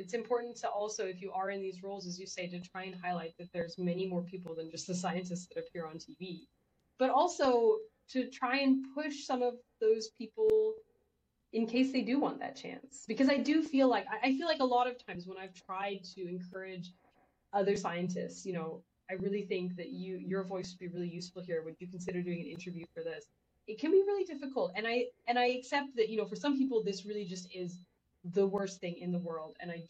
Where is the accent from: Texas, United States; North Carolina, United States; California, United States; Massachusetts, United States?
Texas, United States; Well, so I grew up partially in Texas, as some people may know